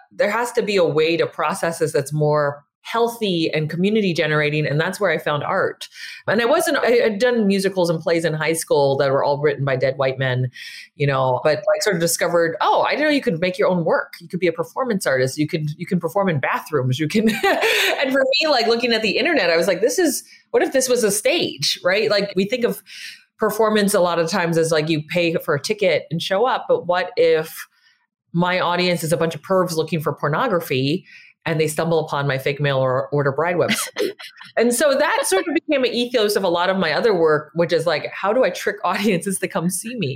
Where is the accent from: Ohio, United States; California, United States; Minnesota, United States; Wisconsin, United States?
California, United States; San Francisco; I grew up in San Francisco. I'm a third generation Chinese American